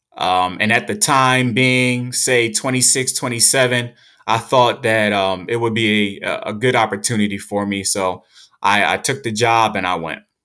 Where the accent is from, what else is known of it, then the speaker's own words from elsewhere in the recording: United States; we're American